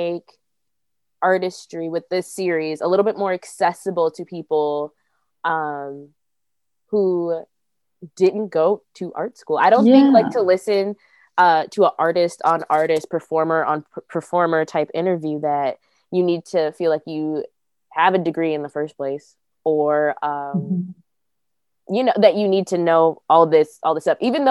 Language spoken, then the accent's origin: English; Aurora, Illinois, United States; I am in Aurora, Illinois